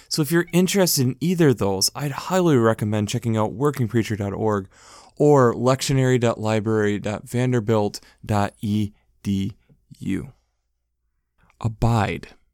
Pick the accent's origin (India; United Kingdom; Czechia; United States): United States; Being an American